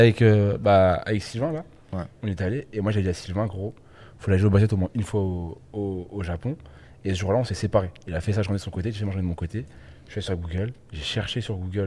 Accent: France; je suis français

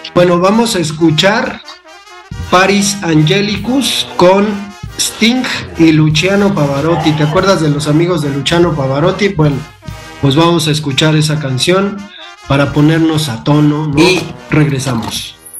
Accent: Mexico City, Mexico; yo que crecí en la Valle Gómez

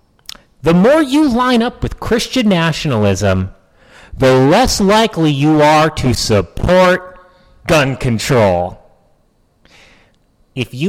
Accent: New Hampshire, United States; I grew up in New Hampshire

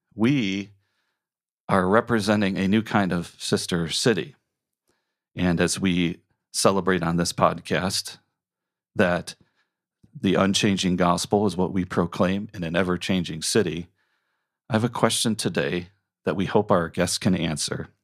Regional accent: Colombia; now in Chicago, United States; Bogota from my home country

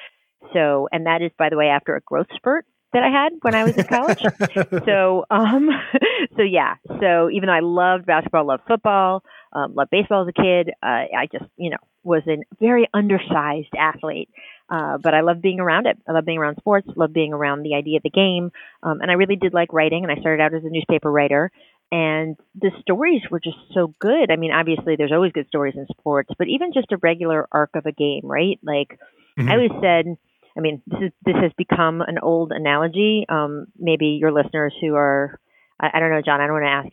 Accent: D.C., District of Columbia, United States; moved away as an adult; also born or lived in Chicago; I grew up outside of Washington, D.C.

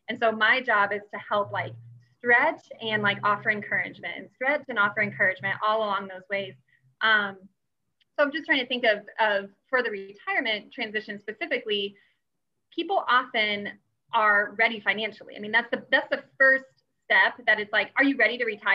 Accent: Gardner, Kansas, United States; moved away as an adult; also born or lived in Minnesota; I grew up in Gardner and I have older siblings and younger siblings that are still around the area.

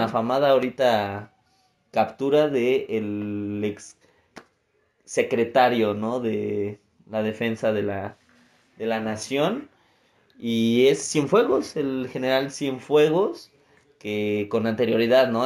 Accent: Mexico; a nosotros como mexicanos

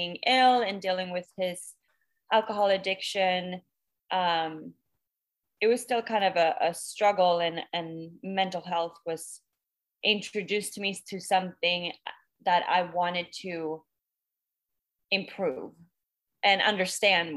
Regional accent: Stockholm, Stockholm County, Sweden; moved away as an adult; now in Los Angeles, United States; I am originally from Stockholm, Sweden, but I now live in LA and have been for almost 8 years now.

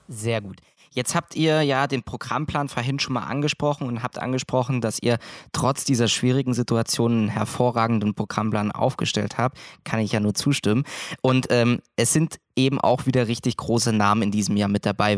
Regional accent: Thuringia, Germany; moved away as an adult; now in Mittweida, Germany; komme ursprünglich aus einer Kleinstadt in Thüringen

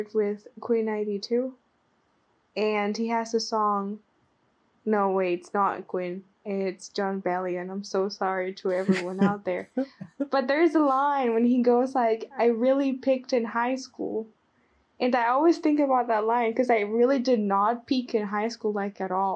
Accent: Nicaragua; first language Spanish; English is a second language; moved away as an adult; I was born and raised in Nicaragua, right?

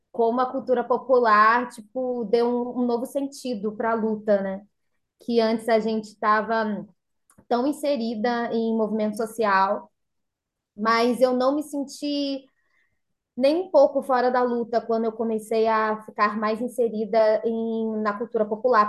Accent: São Pedro da Aldeia, Rio de Janeiro, Brazil; moved away as an adult; also born or lived in São José dos Campos; now in São Pedro da Aldeia, Brazil; eu e minha irmã somos nascidas aqui em São Pedro da Aldeia, né? E criadas, somos nascidas e criadas

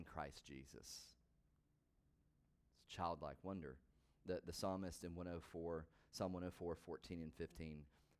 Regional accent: the South, United States; I grew up in the South

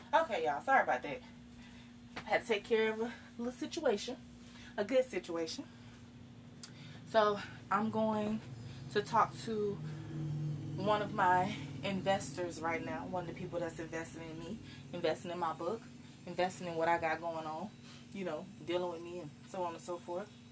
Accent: Live Oak, Florida, United States; my hometown of Live Oak, Florida.

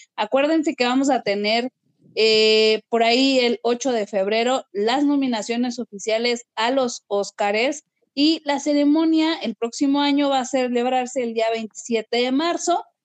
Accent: Mexico

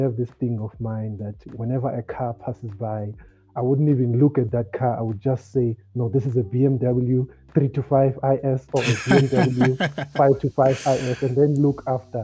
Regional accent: Gqeberha, Eastern Cape, South Africa; I grew up in Motherwell Township

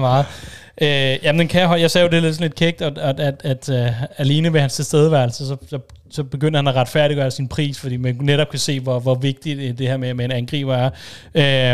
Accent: Denmark; som dansker

